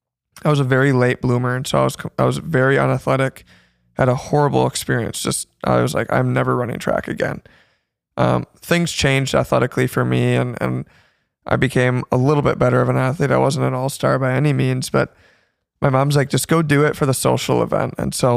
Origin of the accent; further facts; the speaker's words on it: Zeeland, Michigan, United States; also born or lived in Holland, Michigan; So born and raised in Holland, Michigan, more specifically Zeeland, and then moved to Holland about 4 years ago.